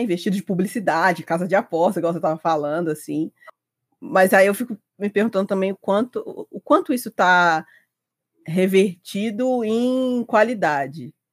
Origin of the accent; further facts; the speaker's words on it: Juiz de Fora, Minas Gerais, Brazil; Nascida e criada, eu sempre vivi aqui em Juiz de Fora, Minas Gerais